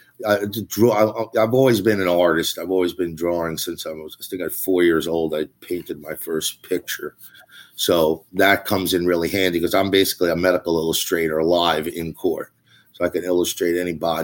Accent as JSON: {"language": "English", "area": "Long Island", "region": "New York", "country": "United States", "tie": "born or raised there", "said": "I'm from Long Island. I grew up in Long Island"}